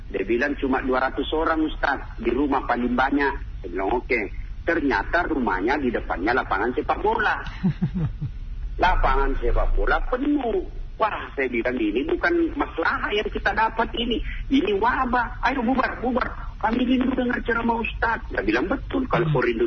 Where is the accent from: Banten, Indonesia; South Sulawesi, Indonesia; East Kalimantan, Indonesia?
South Sulawesi, Indonesia; Pinrang; saya kan hampir dua kali sebulan mengunjungi ibu saya di kampung kampung saya namanya kota Pindrang hmm. Pindrang itu melewati Parepare